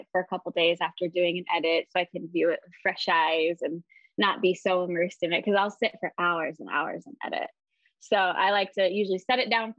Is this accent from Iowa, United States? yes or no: yes; Iowa, United States; also born or lived in Wisconsin / Minneapolis; I grew up in Iowa